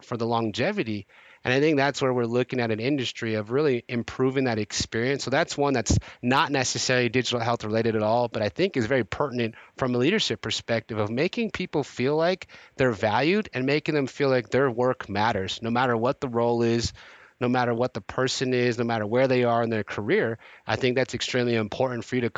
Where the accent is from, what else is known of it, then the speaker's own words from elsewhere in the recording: Bay Area, California, United States; I'm born and raised in the Bay Area